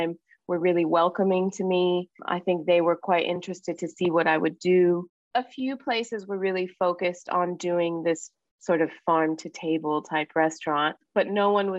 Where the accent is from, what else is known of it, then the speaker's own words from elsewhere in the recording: Miami, Florida, United States; moved away as an adult; also born or lived in California; now in Australia; Growing up in Miami and Cuban household